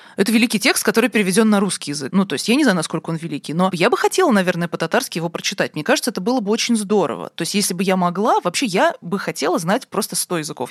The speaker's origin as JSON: {"language": "Russian", "region": "Moscow", "country": "Russia", "tie": "born or raised there", "said": "Я вот действительно выросла в Москве"}